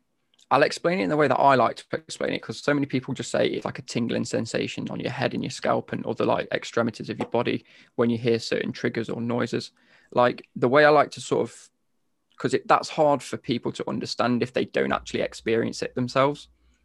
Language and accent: English; between Nottingham and Derby, East Midlands, United Kingdom; I'm from the East Midlands. I'm from literally smack bang in between sort of Nottingham and Derby.